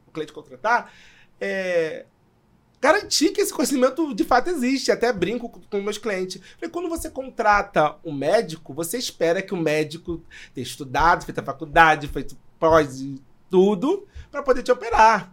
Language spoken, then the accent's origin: Portuguese; São João de Meriti, Rio de Janeiro, Brazil; eu sou de São João, para quem não conhece, Baixada Fluminense